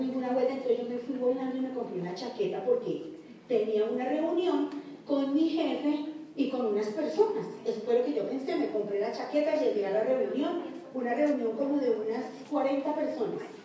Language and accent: Spanish; Colombia; somos colombianos